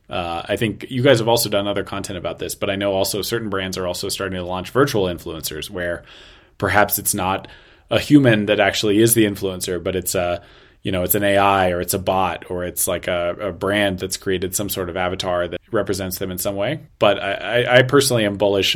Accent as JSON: {"language": "English", "country": "United States", "moved": "yes", "lives_now": "China", "said": "American living in China"}